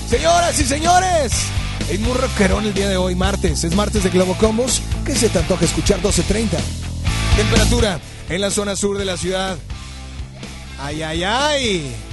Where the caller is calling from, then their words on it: San Nicolás, Nuevo León, Mexico; Ahorita ando aquí en San Nicolás.